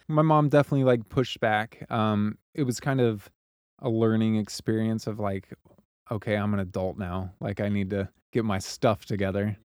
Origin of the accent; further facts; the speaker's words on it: Joplin, Missouri, United States; also born or lived in Kansas City; I was born and raised in Joplin, Missouri, and it's a town in southwest Missouri